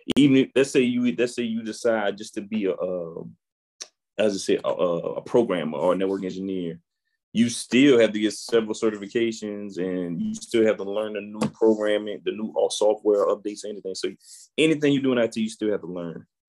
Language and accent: English; New Orleans, Louisiana, United States; I'm born and raised in New Orleans, Louisiana